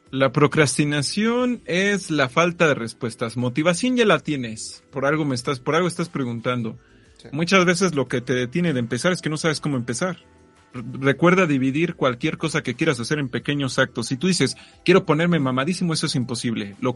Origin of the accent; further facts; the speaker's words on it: State of Mexico, Mexico; Porque vengo del Estado de México, güey.